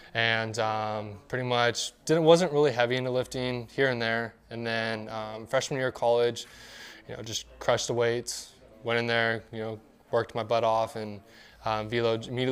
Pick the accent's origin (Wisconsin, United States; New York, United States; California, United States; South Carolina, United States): California, United States; Turlock; Originally from Turlock, California